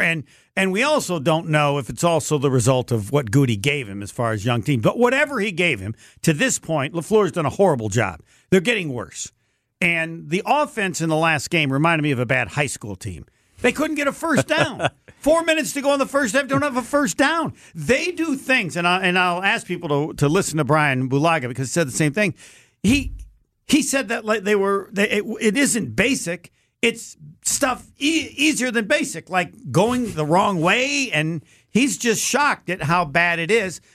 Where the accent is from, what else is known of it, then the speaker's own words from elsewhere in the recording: Indiana, United States; I'm from Indiana.